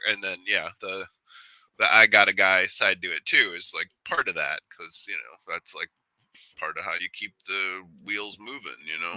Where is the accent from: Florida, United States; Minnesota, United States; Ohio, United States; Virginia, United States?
Ohio, United States; Cleveland; I grew up in Cleveland